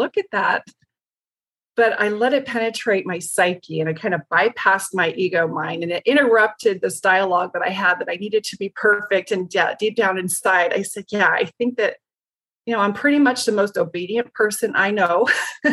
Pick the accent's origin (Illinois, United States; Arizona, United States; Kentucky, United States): Arizona, United States; Show Low; I was raised in the White Mountains in Sholo, Arizona